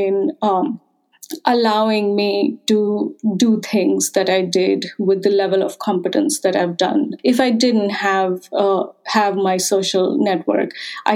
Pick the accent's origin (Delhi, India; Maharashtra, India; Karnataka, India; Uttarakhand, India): Uttarakhand, India; moved away as an adult; now in United States; I'm from the northern Himalayan state of Uttarakhand